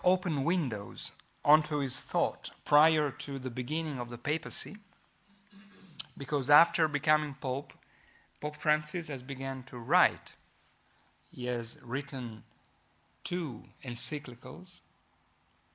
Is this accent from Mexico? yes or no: no; Italy; accent: Italian; English is a second language; I hope that you will bear with my Italian accent. If you don't, I can easily speak Italian